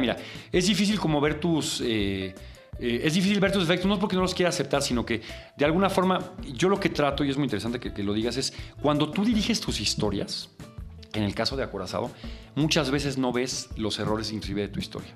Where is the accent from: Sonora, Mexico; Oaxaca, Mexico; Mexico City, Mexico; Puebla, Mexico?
Mexico City, Mexico; yo crecí en Coyoacán y agarraba el metro y me iba.